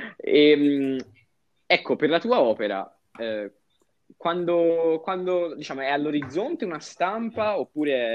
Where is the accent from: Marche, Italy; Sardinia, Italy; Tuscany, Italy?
Tuscany, Italy; Lucca; noi siamo di Lucca